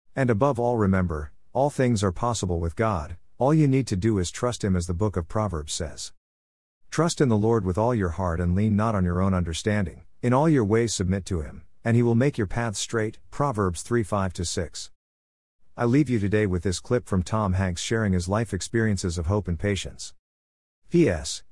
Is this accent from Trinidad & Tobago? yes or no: yes; Trinidad & Tobago; I remember growing up in Trinidad and Tobago and attending secondary school. The school I attended was a school in the south of the island